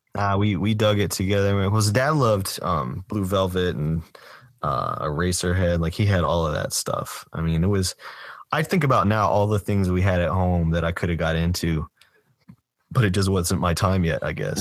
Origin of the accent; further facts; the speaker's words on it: Doraville, Georgia, United States; my hometown, Doorville, is, that's where Spaghetti Junction is.